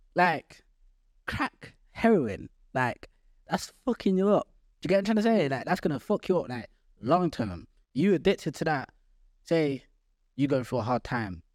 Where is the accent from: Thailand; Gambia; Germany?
Gambia; now in Nottingham, United Kingdom; I'm from Gambia